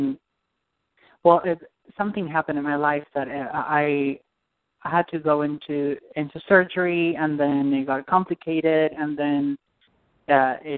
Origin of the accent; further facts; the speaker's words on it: Argentina; moved away; I'm from Argentina.